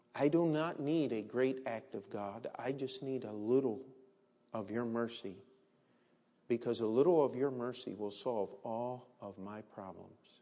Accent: Maryland, United States; where I grew up in Maryland

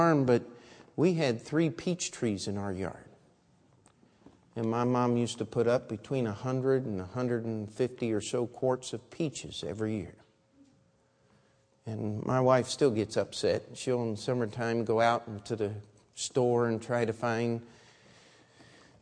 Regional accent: Baltimore, Maryland, United States; I was born in Baltimore

